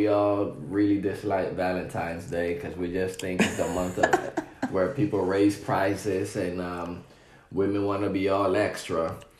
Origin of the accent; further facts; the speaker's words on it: U.S. Virgin Islands; now in United States; growing up on St. Thomas as well